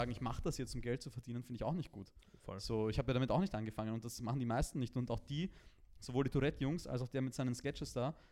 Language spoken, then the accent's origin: German; Vienna, Austria; bei uns in Wien